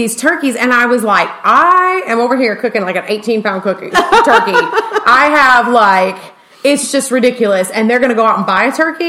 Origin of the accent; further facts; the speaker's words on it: San Antonio, Texas, United States; also born or lived in Atlanta; we're from San Antonio